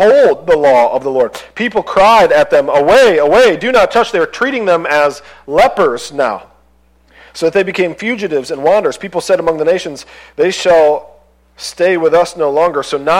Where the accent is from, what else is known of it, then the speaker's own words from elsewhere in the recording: United States; as an American